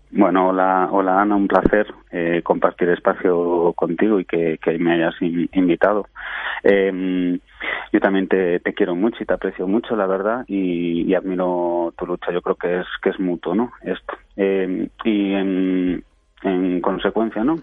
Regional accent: Venezuela; moved away; yo y mi hermana nacimos en Venezuela

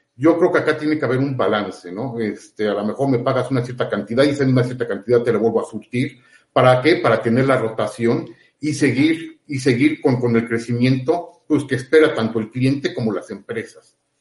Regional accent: Puebla, Mexico; acá somos de Puebla

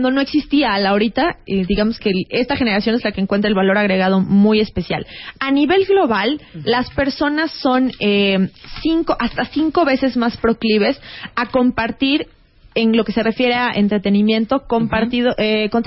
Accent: Mexico

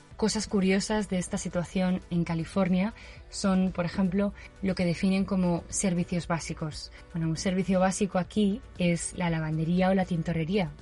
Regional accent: Valencia, Valencian Community, Spain; moved away as an adult; now in San Francisco, United States; soy de Valencia y vivo en San Francisco desde hace casi tres años

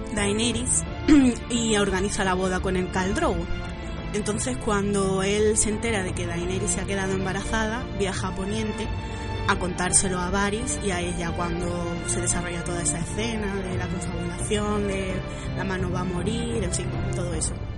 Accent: Málaga, Andalusia, Spain; soy de Málaga

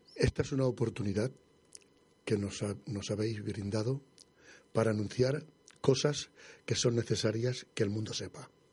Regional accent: Madrid, Community of Madrid, Spain; moved away; yo, soy madrileño

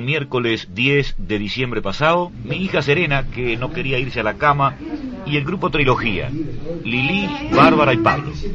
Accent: Uruguay; moved away; en la cárcel de libertad allá en mi tierra

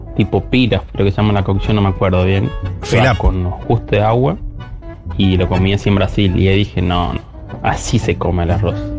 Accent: Argentina; No sabemos cocinar arroz los argentinos

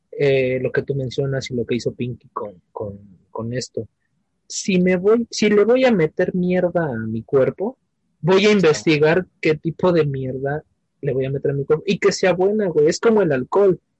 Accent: Iztapalapa, Mexico City, Mexico; o sea, pues, sí soy de Iztapalapa, pero, pero me defiendo, güey.

